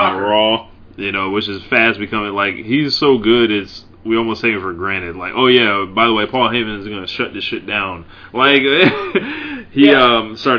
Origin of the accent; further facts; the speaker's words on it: United States; I'm from Carolina